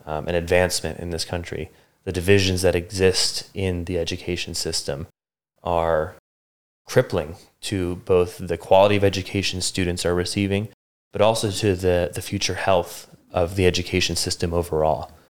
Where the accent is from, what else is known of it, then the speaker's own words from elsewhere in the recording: Bucks County, Pennsylvania, United States; moved away as an adult; I grew up in southeastern Pennsylvania in uh, Bucks County, which is just north of Philadelphia